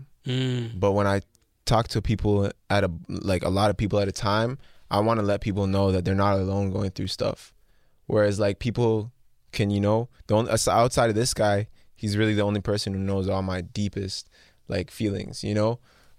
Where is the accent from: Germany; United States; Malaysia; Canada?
Canada; Mississauga, Ontario; because that's where I'm from. That's where I live. That's where I was born.